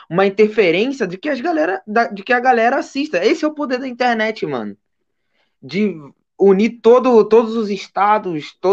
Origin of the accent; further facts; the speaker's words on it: Rio de Janeiro, Brazil; Porque, porra, sou da Baixada. Eu sou daqui, cara. sou do, do quilômetro 32, mano.